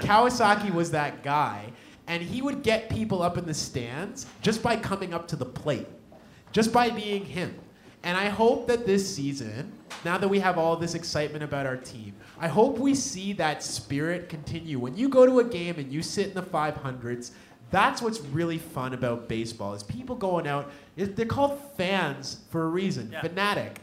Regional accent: Red Deer, Alberta, Canada; now in Toronto, Canada; I was born in Red Deer, Alberta, and I grew up in the days of Wayne Gretzky and Mark Messier

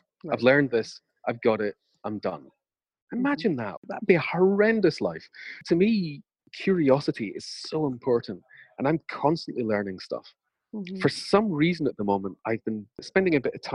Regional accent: United Kingdom; I'm British

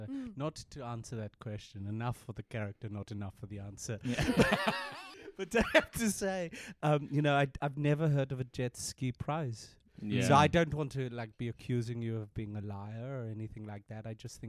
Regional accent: England, United Kingdom; occasionally I'm from England, and there is a bit of German there as well.

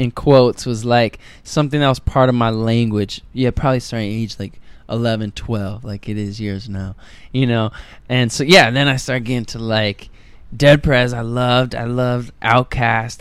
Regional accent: Detroit, Michigan, United States; moved away; also born or lived in New York City; I'm from Detroit

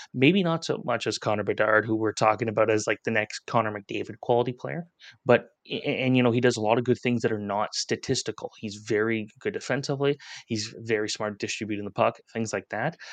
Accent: Canada; as a Canadian

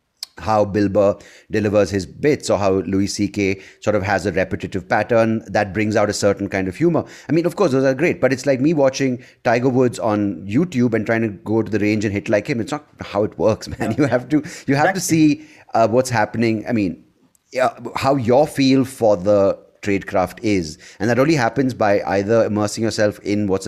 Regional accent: Bangalore, Karnataka, India; I'm from Bangalore

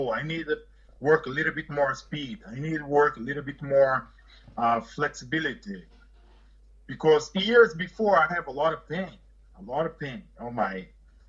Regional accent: Brazil; English is a second language; moved away; I'm from Brazil

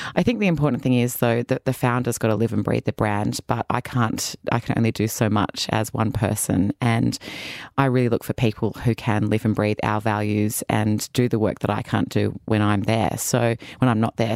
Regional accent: Sydney, New South Wales, Australia; moved away as an adult; also born or lived in United States; I'm from Sydney, Australia. Uh, down south, my parents still live there in a little suburb called Lugano.

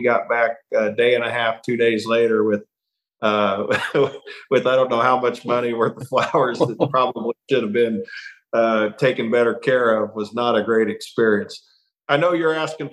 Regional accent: Kansas City, Missouri, United States; now in Nashville, United States; my hometown of Kansas City

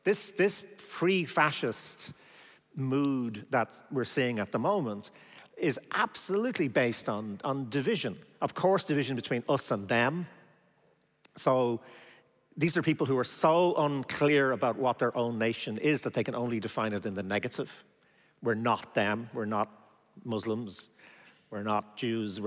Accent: Ireland; I'm from Ireland

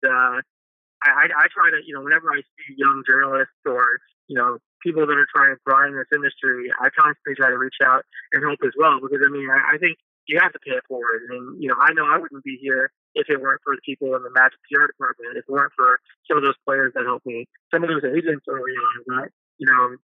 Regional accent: Tampa, Florida, United States; I lived in Tampa. I grew up in Tampa.

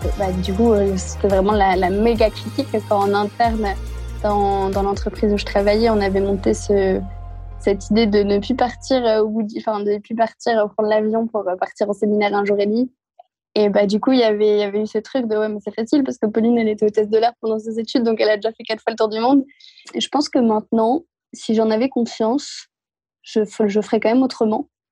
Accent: Normandy, France; je suis originaire de, bah, de Normandie

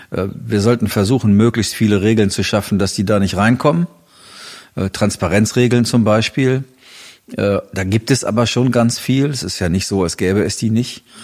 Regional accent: Germany; muss man als Deutscher immer erstmal sagen, dass das bislang nur eine Behauptung ist.

